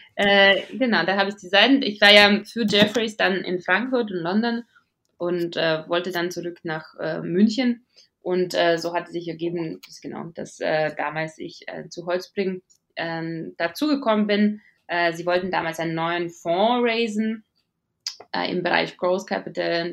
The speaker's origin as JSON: {"language": "German", "region": "Riga", "country": "Latvia", "tie": "born or raised there", "second_language": "German", "moved": "as an adult", "lives_now": "Munich, Germany", "said": "ich bin äh, in Riga geboren und aufgewachsen."}